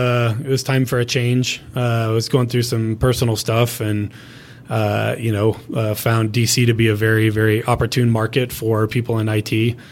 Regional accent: Pasadena, California, United States; moved away as an adult; also born or lived in Washington, D.C.; now in Colorado, United States; Grew up in Pasadena, so right by the Rose Bowl, about a mile from the Rose Bowl.

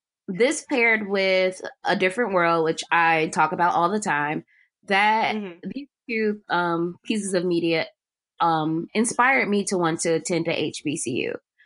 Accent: Cleveland, Ohio, United States; moved away as an adult; also born or lived in Albany, Georgia; I'm from Ohio. I was born and raised in Cleveland and I'm back home now.

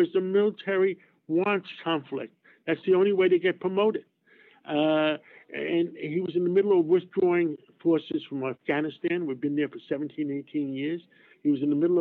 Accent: New York City, New York, United States; I grew up in Harlem

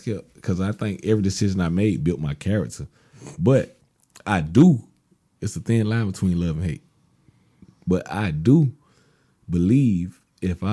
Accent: Florida, United States; also born or lived in Georgia; I come from Florida, but originated in Georgia

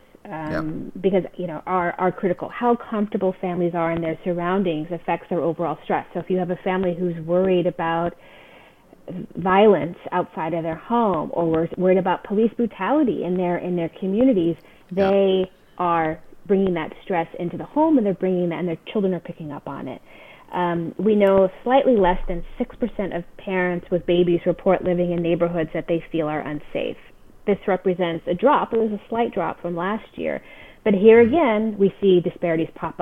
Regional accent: California, United States; That's my home state

